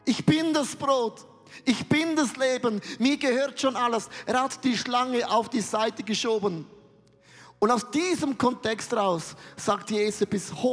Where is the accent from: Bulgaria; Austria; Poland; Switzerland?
Switzerland; ich bin Vulkan, ich bin ein Schweizer, ich bin mega emotionell.